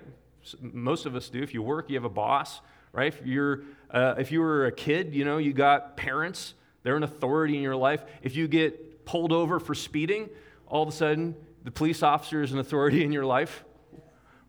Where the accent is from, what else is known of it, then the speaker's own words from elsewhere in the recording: United States; I am an American